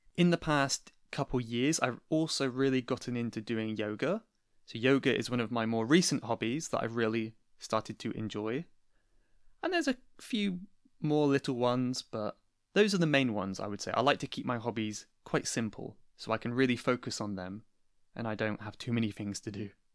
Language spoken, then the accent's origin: English; Cornwall, South West England, United Kingdom; I'm originally from Cornwall, which is in the southwest of England, and that is still where I am at the moment